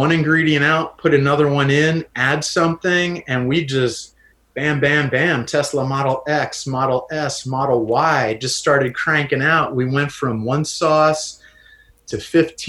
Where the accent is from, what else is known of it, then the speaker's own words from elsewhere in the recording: Lancaster, Pennsylvania, United States; moved away as an adult; now in North Kohala, United States; my hometown, Lancaster, Pennsylvania